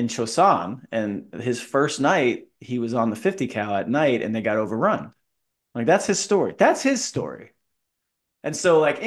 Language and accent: English; Florida, United States; I'm from Florida. Like, I've seen palm trees my whole life